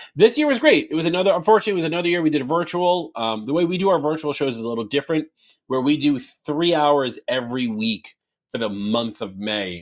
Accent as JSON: {"language": "English", "region": "New York", "country": "United States", "said": "I'm from New York"}